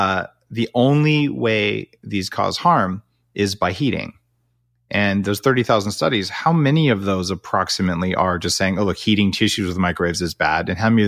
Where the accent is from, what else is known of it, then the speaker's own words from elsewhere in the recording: Silicon Valley, California, United States; I'm also from Silicon Valley